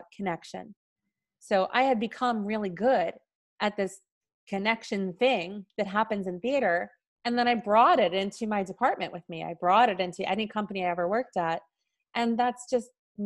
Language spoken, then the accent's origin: English; New York City, New York, United States; I was born and raised in New York City